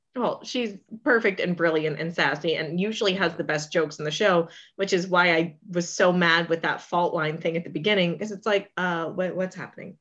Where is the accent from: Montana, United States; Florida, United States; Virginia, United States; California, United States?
Florida, United States; St. Petersburg; also born or lived in Orlando; I was born in South Florida, but grew up in the Saint Pete, Clearwater area